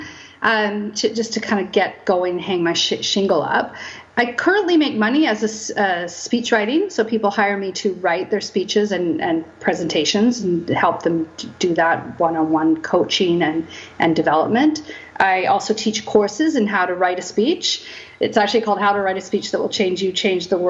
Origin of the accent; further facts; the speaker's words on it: Kamloops, British Columbia, Canada; also born or lived in Vancouver area; now in Coquitlam, Canada; I'm born and raised in Kamloops. Right now I live in Coquitlam. I moved to Vancouver area when I was about 18